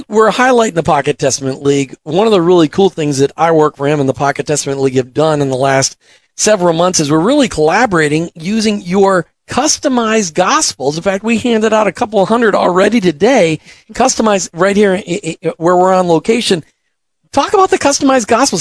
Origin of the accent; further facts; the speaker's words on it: Minnesota, United States; I grew up in Minnesota